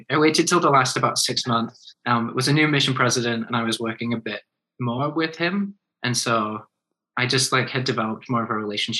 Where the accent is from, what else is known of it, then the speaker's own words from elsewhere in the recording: England, United Kingdom; born there; now in Utah, United States; I was born in England, and I'm actually very flattered that you noticed, because I feel like less people notice as I live in Utah longer and longer.